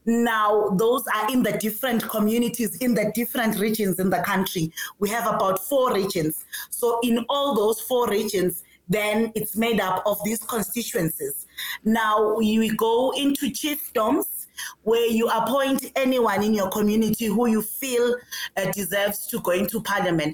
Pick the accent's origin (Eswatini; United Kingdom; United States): Eswatini; moved away as an adult; now in Pretoria, South Africa; I come from Swaziland, Africa's last absolute monarch.